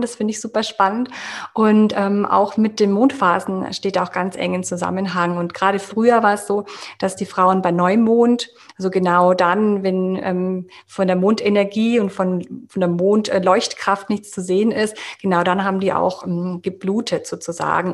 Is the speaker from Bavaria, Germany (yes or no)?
yes; Munich, Bavaria, Germany; ich komme aus München und ich bin Yoga-Coach